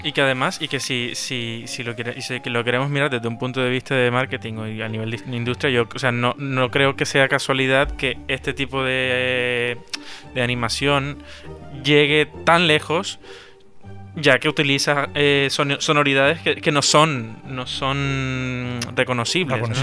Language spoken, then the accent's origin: Spanish; Colombia; now in Spain; yo soy de Colombia, vengo de Latinoamérica